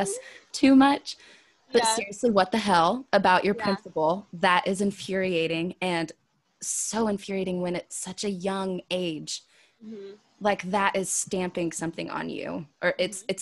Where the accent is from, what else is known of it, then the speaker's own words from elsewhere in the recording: Wichita, Kansas, United States; moved away; also born or lived in the South; growing up in West Wichita, Kansas, where everyone is white, and then moving to the South